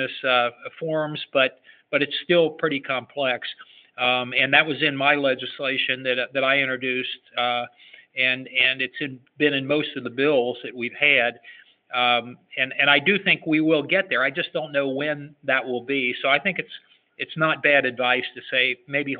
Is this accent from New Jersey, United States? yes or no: no; Cincinnati, Ohio, United States; I'm from Cincinnati, Ohio